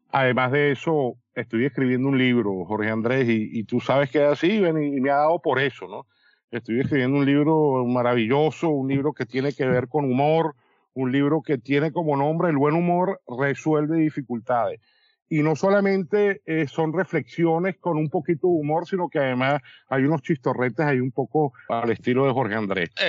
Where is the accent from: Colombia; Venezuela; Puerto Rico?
Venezuela; moved away as an adult; now in Dominican Republic; yo soy venezolano, con cédula dominicana, pasaporte italiano, tengo un hijo americano, vivo en una isla llamada La Española